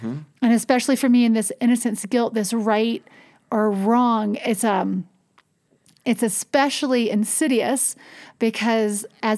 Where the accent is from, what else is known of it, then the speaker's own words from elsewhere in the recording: North Carolina, United States; I grew up in North Carolina